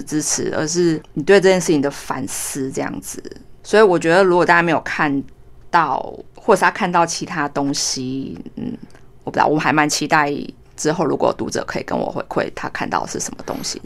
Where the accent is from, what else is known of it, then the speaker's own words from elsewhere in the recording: Taiwan; 我们都是台湾人，我们的讲话腔调就一样